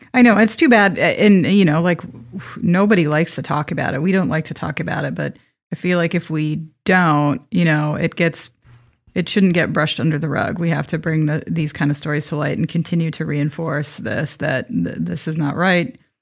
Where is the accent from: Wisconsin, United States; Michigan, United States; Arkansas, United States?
Wisconsin, United States; I'm from Wisconsin